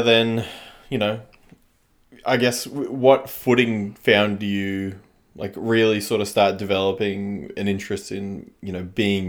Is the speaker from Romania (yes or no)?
no; China; Like, I grew up in China, so I lived in cities